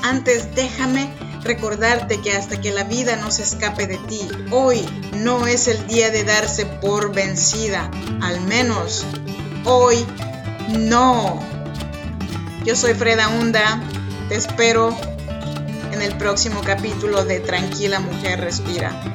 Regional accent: Arroyo Piedra, Oaxaca, Mexico; now in Sacramento, United States; Yo soy mexicana, oaxaqueña de corazón, de un ranchito chinanteco que se llama Arroyo Piedra

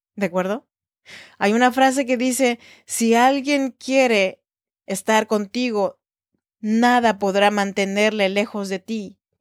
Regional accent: Oaxaca, Mexico; now in Sacramento, United States; soy oaxaqueña de corazón

